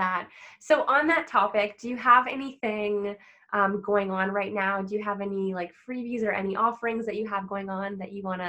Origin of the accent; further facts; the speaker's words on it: Ontario, Canada; I'm from Ontario.